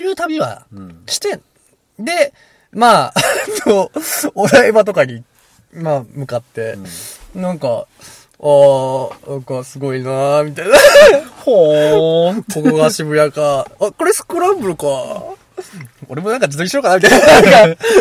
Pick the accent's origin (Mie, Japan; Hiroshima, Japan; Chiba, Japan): Hiroshima, Japan; now in Ishikawa, Japan; 広島出身